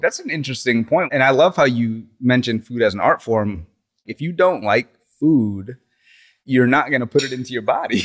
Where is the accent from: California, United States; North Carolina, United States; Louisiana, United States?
Louisiana, United States; Slidell; also born or lived in New Orleans; growing up in Louisiana going to high school in Slidell